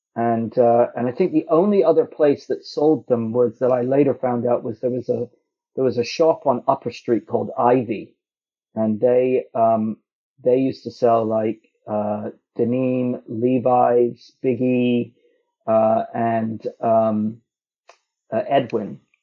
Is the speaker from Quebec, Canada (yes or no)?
no; Toronto, Ontario, Canada; I grew up in Toronto